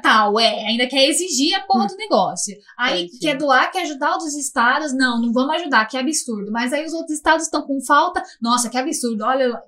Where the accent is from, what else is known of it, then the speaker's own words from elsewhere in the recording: São Paulo, Brazil; Paulista, somos paulistas paulistanos